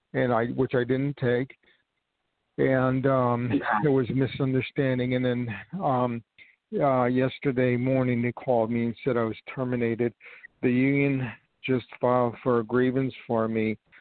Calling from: New York, United States; I'm calling from New York

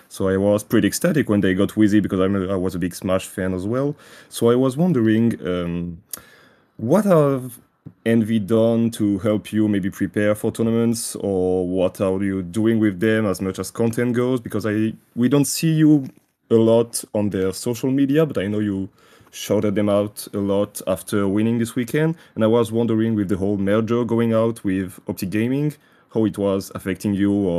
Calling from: France; I'm calling from France.

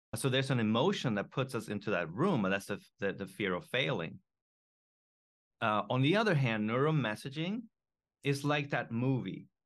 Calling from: Japan; I am calling in from Japan

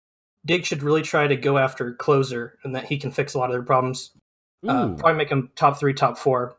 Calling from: Boise, Idaho, United States; Boise, Idaho.

